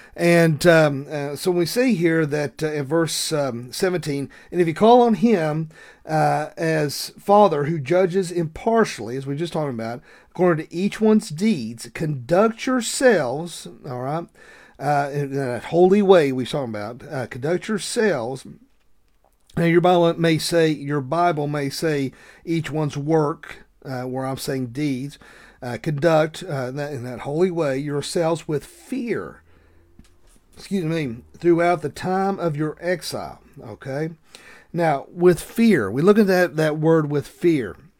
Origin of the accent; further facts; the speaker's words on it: the South, United States; accent: thick Southern; my thick Southern accent